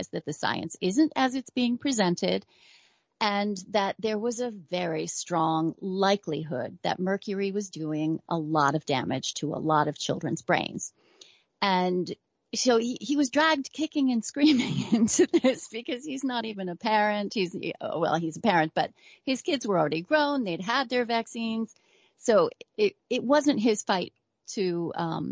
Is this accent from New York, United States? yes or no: yes; New York, United States; I'm a New Yorker going way back